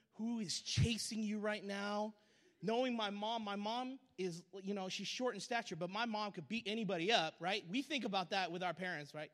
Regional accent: SeaTac, Washington, United States; I grew up in SeaTac, Washington

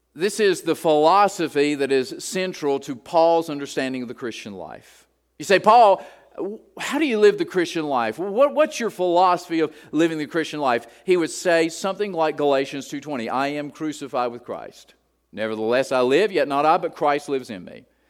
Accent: Appalachia, United States; I'm a hillbilly from Appalachia, and we like the word reckon

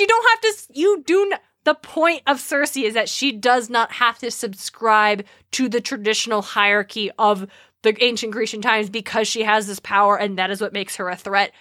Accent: Idaho, United States; We are from Idaho

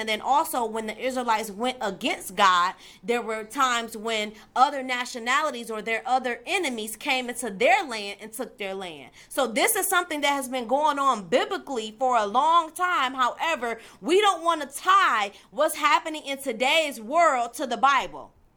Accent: Detroit, Michigan, United States; I'm from Detroit, Michigan

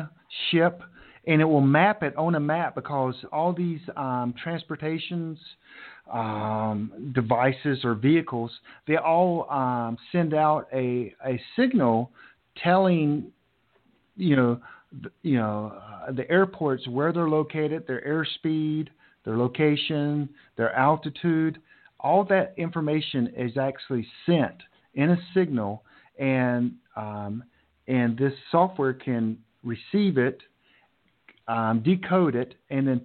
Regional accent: Charlotte, North Carolina, United States; my hometown, Charlotte

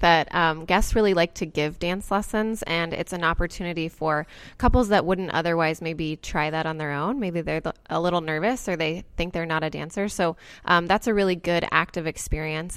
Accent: Indianola, Iowa, United States; the outside scoop, which is in Indianola, which is my hometown

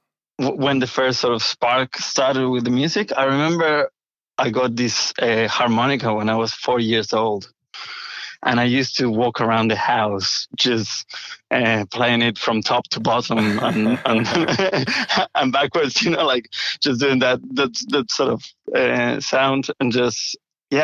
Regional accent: Buenos Aires, Argentina; moved away; I grew up in Buenos Aires, Argentina, which is the capital of Argentina.

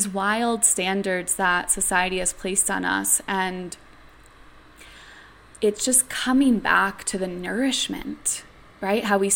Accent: New York City, New York, United States; I grew up in New York City

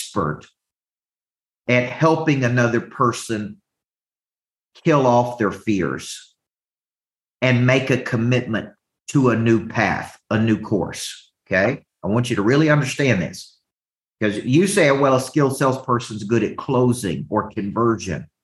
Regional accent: the South, United States; accent: Southern; my Southern accent

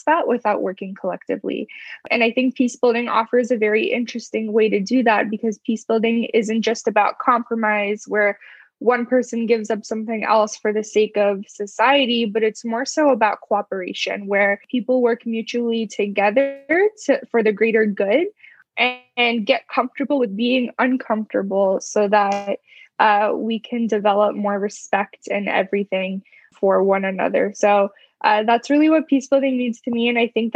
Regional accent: United States; someone who grew up and was born in the U.S. as a U.S. citizen

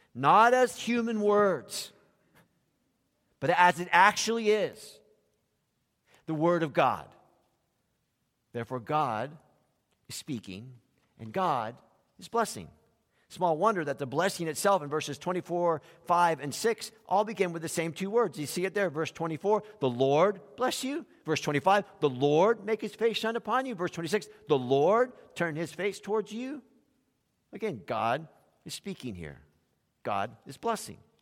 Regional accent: South Florida, United States; when we grew up in South Florida

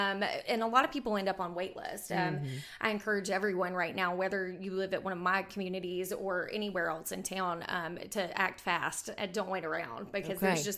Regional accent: Bowling Green, Kentucky, United States; now in Huntsville, United States; I'm originally from Bowling Green, Kentucky, and I moved to Huntsville in 2009.

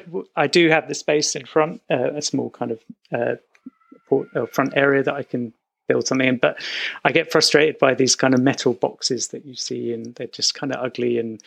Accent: United States; I grew up in America, so that was where I kind of, my father's an architect, and we would just go there again and again

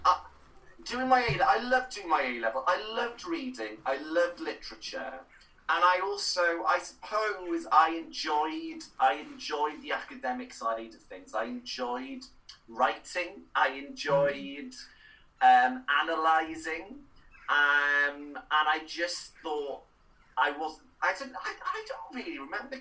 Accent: Cowbridge, Wales, United Kingdom; first language Welsh; English is a second language; moved away; I grew up in Cowbridge

